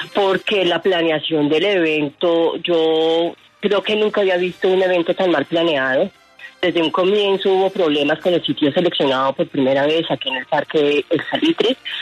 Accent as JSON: {"language": "Spanish", "region": "Bogotá", "country": "Colombia", "said": "los que vamos a esos eventos somos de Bogotá"}